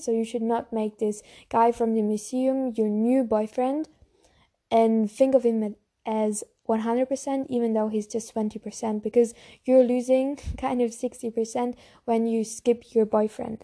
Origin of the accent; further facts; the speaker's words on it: Germany; I also have a German YouTube channel because I'm from Germany